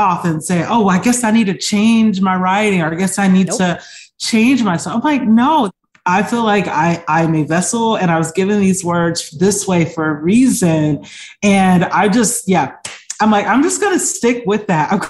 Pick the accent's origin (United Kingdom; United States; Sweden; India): United States; Atlanta, Georgia; I'm from Atlanta